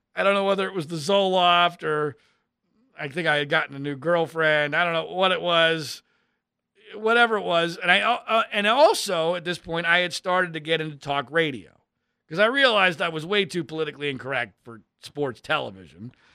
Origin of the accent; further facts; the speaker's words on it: Philadelphia, Pennsylvania, United States; I was a sports fanatic kid growing up in Philadelphia, Pennsylvania